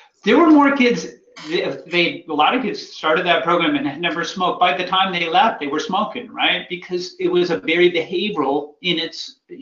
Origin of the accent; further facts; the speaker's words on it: Massachusetts, United States; I grew up in Massachusetts